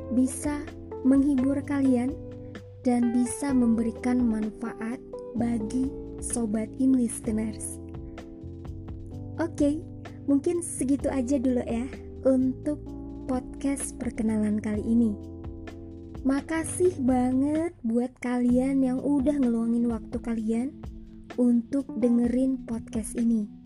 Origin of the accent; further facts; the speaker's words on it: Banjar, South Kalimantan, Indonesia; gue lahir dan besar di Banjar, Kalimantan Selatan.